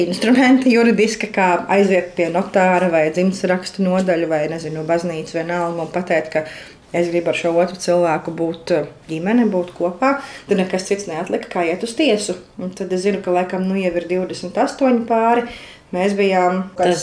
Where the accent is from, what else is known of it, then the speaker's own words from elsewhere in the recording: Latvia; Mēs abi esam latvieši un arī ļoti patriotiski par savu valsti